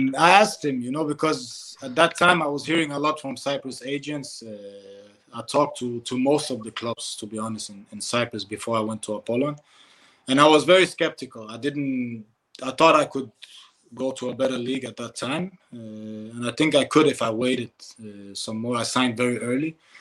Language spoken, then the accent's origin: English; Denmark; I come from Denmark